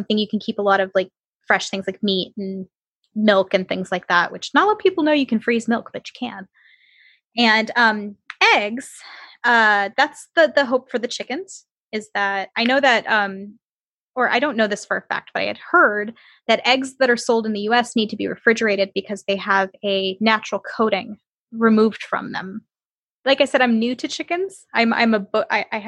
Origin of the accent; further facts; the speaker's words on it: Michigan, United States; moved away; I grew up in Michigan